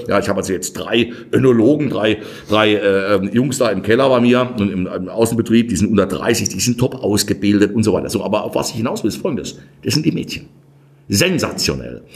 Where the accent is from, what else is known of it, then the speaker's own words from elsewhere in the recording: Kirchheim an der Weinstraße, Rhineland-Palatinate, Germany; wir Pfälzer